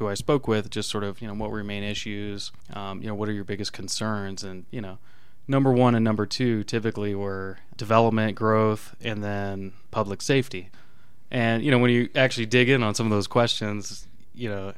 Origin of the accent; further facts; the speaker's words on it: Douglas County, Colorado, United States; also born or lived in Texas / Denver, Colorado; now in Lakewood, United States; before that I lived in Denver, but basically grew up in Douglas County